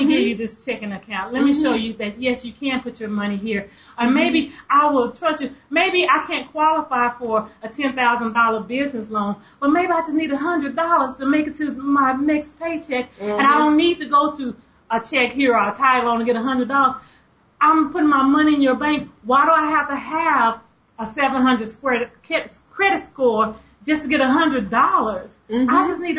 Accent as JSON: {"language": "English", "town": "Tulsa", "region": "Oklahoma", "country": "United States", "said": "I'm originally from Tulsa, Oklahoma."}